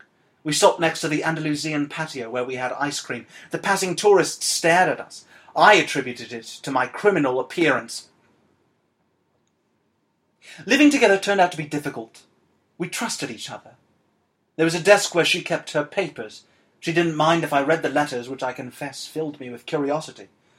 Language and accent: English; Argentina; accent: Argentinian; I can't really do it, so I'm going to speak in my native Argentinian accent.